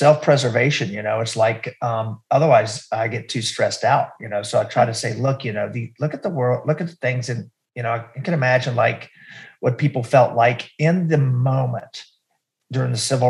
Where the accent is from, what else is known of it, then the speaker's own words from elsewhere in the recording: North Carolina, United States; moved away as an adult; also born or lived in Richmond, Virginia; I grew up in North Carolina and then after college, I moved to Richmond